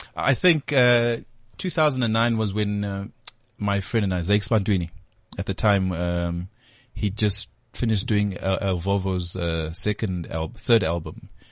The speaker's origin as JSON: {"language": "English", "town": "Durban", "region": "KwaZulu-Natal", "country": "South Africa", "tie": "born or raised there", "moved": "as an adult", "lives_now": "Johannesburg, South Africa", "said": "I grew up in Durban, Guamashu"}